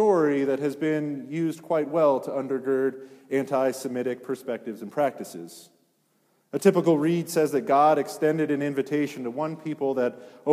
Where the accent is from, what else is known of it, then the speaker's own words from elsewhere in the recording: Granby, Colorado, United States; Granby, it's where I grew up.